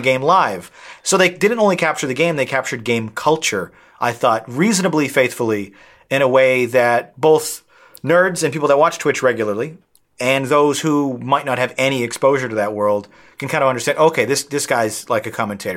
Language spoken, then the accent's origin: English; outside of Boston, Massachusetts, United States; that beach is directly across from where I grew up, my hometown